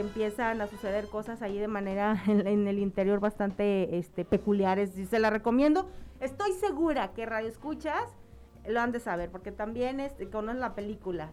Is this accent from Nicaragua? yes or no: no; Mexico; los mexicanos somos de muy de comedia